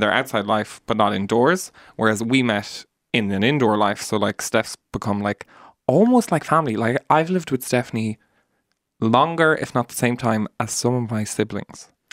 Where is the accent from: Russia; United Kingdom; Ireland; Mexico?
Ireland; Mallow, Munster; moved away as an adult; now in Dublin, Ireland; we're all from Mallow and from the country